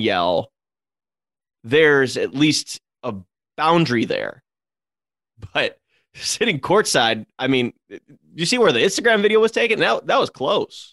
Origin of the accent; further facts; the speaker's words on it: Cleveland, Ohio, United States; I'm in Cleveland. I've said it before on this podcast, like, every podcast, because I don't shut up about my hometown.